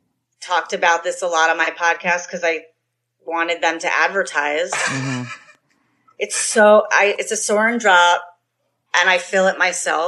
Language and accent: English; New York, United States; moved away; Well, I'm from New York.